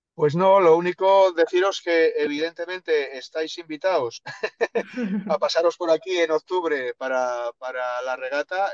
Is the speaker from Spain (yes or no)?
yes; El Bierzo, Castile and León, Spain; moved away; also born or lived in Andalusia; yo soy del norte, yo soy del mm. Bierzo